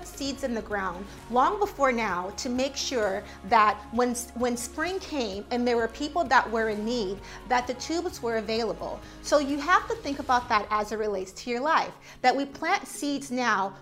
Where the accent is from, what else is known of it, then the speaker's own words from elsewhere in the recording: San Diego, California, United States; now in New York, United States; I come from San Diego